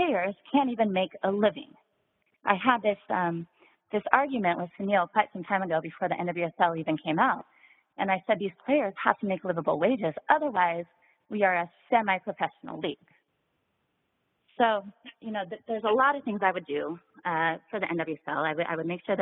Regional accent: Seattle, Washington, United States; my hometown of Seattle

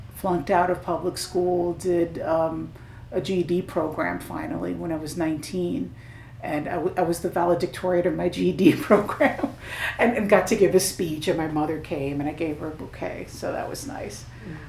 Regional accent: New York City, New York, United States; when I was a kid, I grew up in Park Slope, in Park Slope, Brooklyn

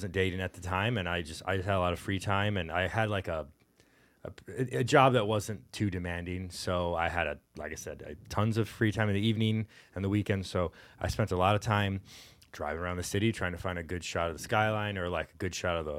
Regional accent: Houston, Texas, United States; also born or lived in Detroit; now in Cleveland, United States; I got to know the city better, because I'm not from here originally. I'm from Houston, and even before that.

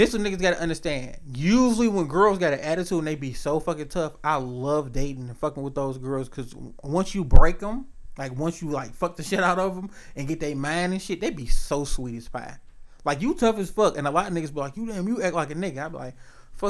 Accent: Detroit, Michigan, United States; also born or lived in Hazel Park, Michigan; My heart, body, and soul always gonna be East Side of Detroit, Mac and Bewick, 4211 Hurlburt

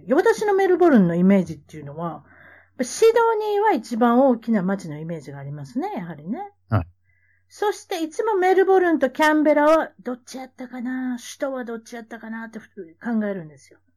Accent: Kansai, Japan; accent: Kansai; moved away; 私は関西弁、 え、標準語、え、英語、ね、これができるっていうことで。

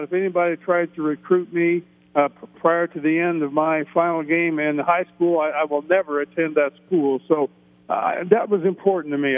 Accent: Middletown, Ohio, United States; I'm from Middletown, Ohio, Middletown Middies

